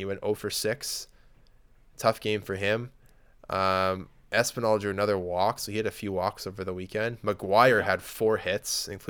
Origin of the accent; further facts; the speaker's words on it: Lloydminster, Canada; My hometown team was in town to play one of the Saskatoon teams, and Lloyd Minster got mercied 18-0 in the first game